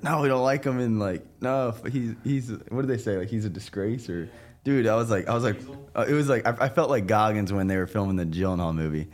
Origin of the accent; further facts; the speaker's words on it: Florida, United States; I'm from Florida